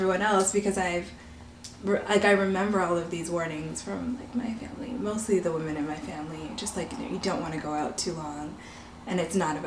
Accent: Canada; I'm a Black Canadian of Barbadian descent

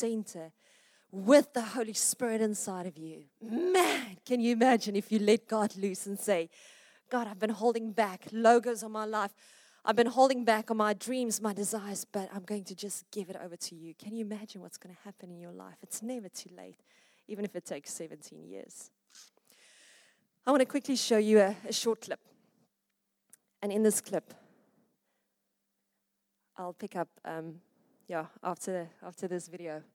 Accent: Witbank, Mpumalanga, South Africa; now in Pretoria, South Africa; I was born in Witbank.

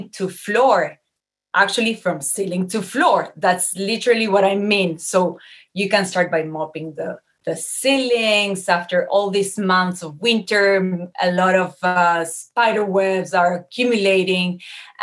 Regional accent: Uruguay; moved away as an adult; now in Montreal, Canada; I was born and raised in Uruguay, in a very warm country.

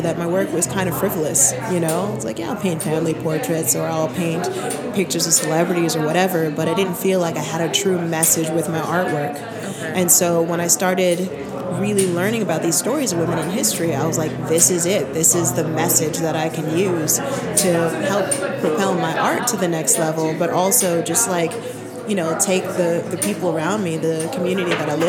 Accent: New Mexico, United States; also born or lived in Barbados / New York; now in Denver, United States; I was born in Barbados, so I'm an immigrant. Moved to New York, then New Mexico as a kid, joined the military, bounced around

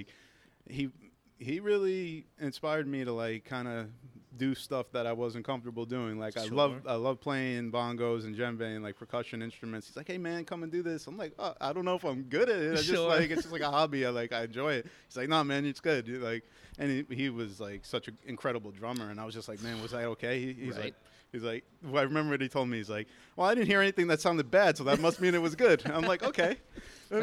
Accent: Cape Coral, Florida, United States; also born or lived in Long Island, New York; I grew up in Cape Coral, Florida.

